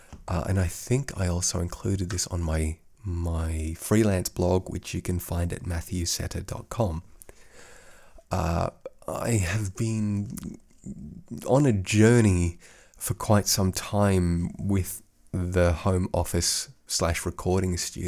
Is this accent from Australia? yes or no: yes; Australia; accent: Australian; now in Europe; kind of had to affect that accent because I don't speak to other Aussies all that much. And I think my Australian accent has faded somewhat over the last 13 odd years here in Europe.